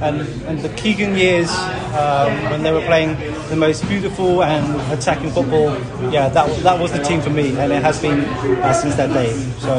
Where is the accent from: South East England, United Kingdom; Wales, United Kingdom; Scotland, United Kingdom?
South East England, United Kingdom; Crawley; Yep, born and bred in Crawley.